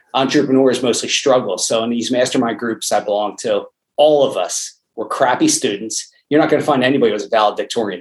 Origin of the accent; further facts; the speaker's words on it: Lansdale, Pennsylvania, United States; born and raised in Lansdale, Pennsylvania.